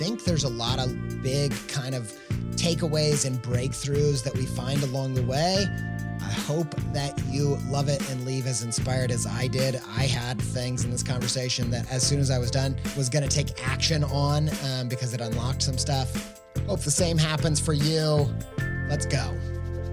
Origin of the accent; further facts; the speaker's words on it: Columbus, Indiana, United States; moved away as an adult; also born or lived in Franklin, Indiana; now in Europe; I was born in Franklin, which is a little bit south of Indy. And then I went to high school in Columbus, Indiana.